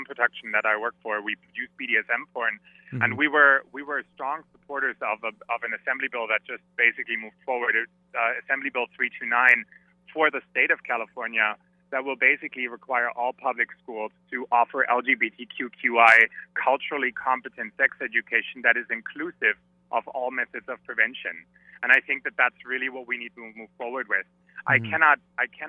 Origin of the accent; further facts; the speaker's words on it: Germany; moved away; I'm from Germany originally